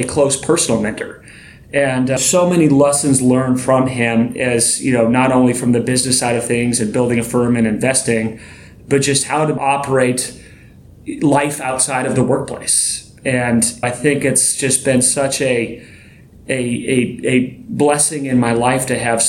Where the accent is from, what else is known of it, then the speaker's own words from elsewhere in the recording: Montana, United States; moved away as an adult; now in Seattle, United States; I'm from Montana originally.